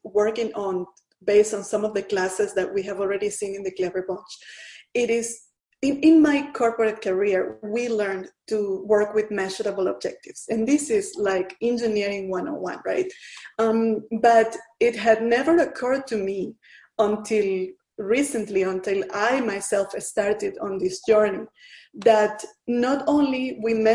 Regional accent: Venezuela; moved away as an adult; also born or lived in Asia; I'm originally from Venezuela, from Latin America.

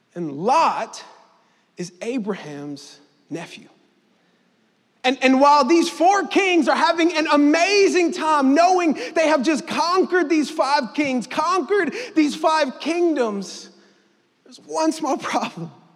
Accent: Mississippi, United States; me and my family, moved to Mississippi when I was seven

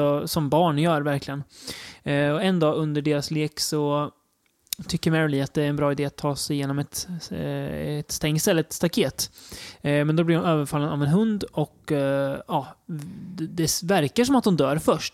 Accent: Degerfors, Örebro County, Sweden; moved away; pojkrummet hemma i Degerfors

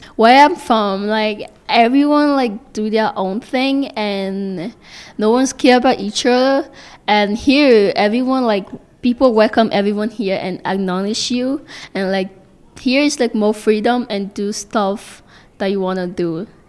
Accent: Liberia; now in Canada; What did I miss most about my home country is the Liberian cuisine. It is so classic.

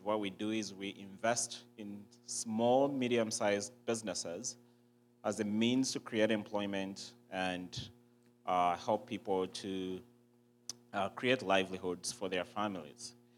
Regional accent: Uganda; I was born and raised in Uganda.

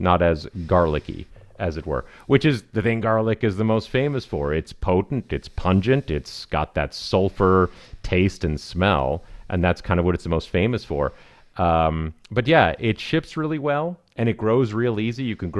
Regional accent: California, United States; but we are from Southern California, so it's very minorly international in that way.

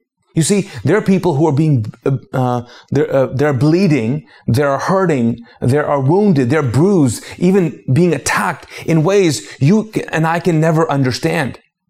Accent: Pakistan; also born or lived in Arab world; now in United States; because I'm a Pakistani. I'm a former Muslim. I grew up in the Arab world and then I came to the States as an immigrant and then started a church in the South.

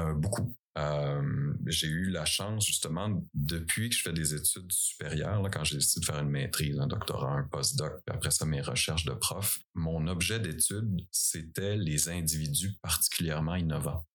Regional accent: Eastern Quebec, Canada; moved away as an adult; c'est ici que j'ai grandi

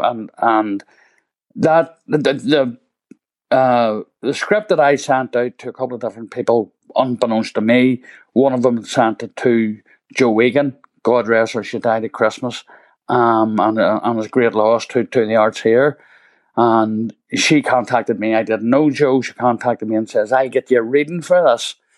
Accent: Belfast, Northern Ireland, United Kingdom; I came from Woodstock Road

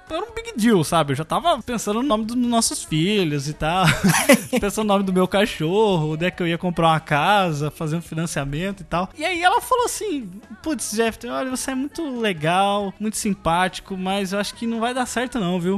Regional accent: interior of São Paulo, Brazil; eu sou do interior de São Paulo

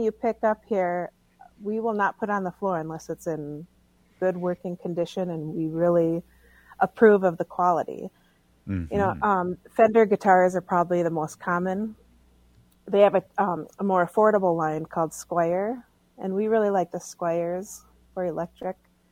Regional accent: White Earth, Minnesota, United States; I'm from White Earth

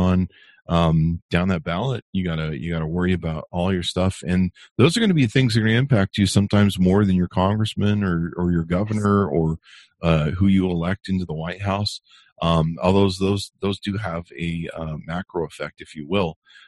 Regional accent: California, United States; also born or lived in Utah; now in Las Vegas, United States; I grew up in California where you couldn't see the mountains

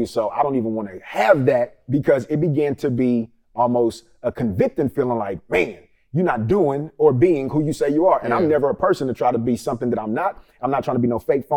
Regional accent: Richmond, California, United States; also born or lived in Vallejo, California; I'm from the Bay Area. Richmond, California

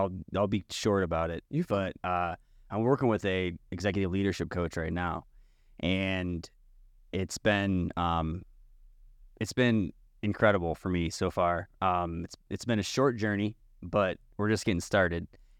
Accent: New York, United States; I'm from New York, and I run.

